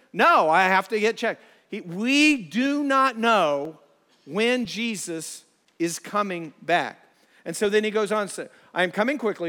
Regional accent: Ohio, United States; we're from Ohio

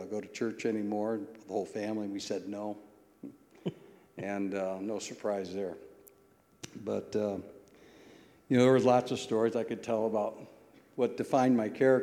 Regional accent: Toledo, Ohio, United States; I was raised in the Old West End

